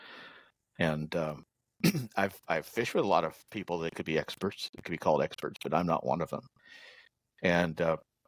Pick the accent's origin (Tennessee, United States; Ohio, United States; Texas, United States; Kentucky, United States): Texas, United States; also born or lived in Florida; I'm a Texan and have lived here almost all my life